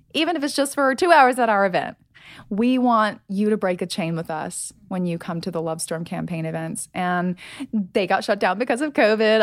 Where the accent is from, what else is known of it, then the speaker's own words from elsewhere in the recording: United States; I'm from America